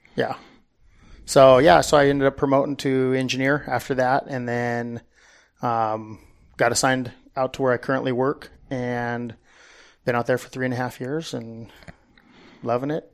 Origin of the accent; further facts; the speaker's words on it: Southern California, United States; I grew up in Southern California. Um, pretty much was there my whole life